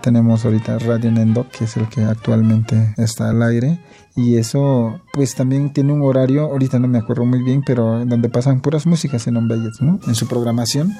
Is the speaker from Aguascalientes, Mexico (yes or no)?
no; San Mateo del Mar, Oaxaca, Mexico; first language Huave (Ombeayiüts); Spanish is a second language; moved away as an adult; also born or lived in Mexico City; yo era monolingüe en el Ombeyes, ¿no? Era mi primera lengua y entonces la primaria y secundaria lo estudié ahí en San Mateo